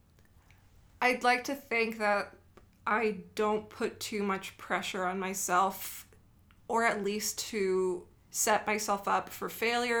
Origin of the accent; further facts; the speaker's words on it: Brownsville, Texas, United States; moved away as an adult; also born or lived in San Marcos, Texas; in my hometown, I felt like I was the white kid in a city of Mexicans